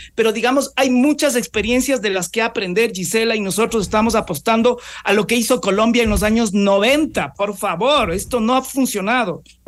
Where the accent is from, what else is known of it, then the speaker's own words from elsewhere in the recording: Ecuador; nosotros como ecuatorianos